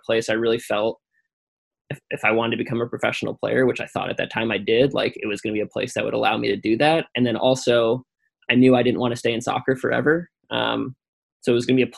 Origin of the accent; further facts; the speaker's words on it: Chicago, Illinois, United States; I grew up in Chicago